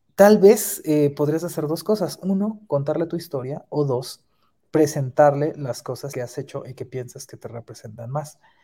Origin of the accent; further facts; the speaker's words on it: Mexico City, Mexico; somos de la Ciudad de México